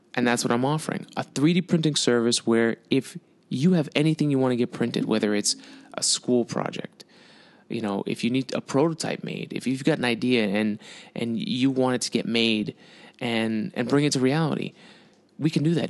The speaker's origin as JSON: {"language": "English", "country": "United States", "said": "I'm fucking American."}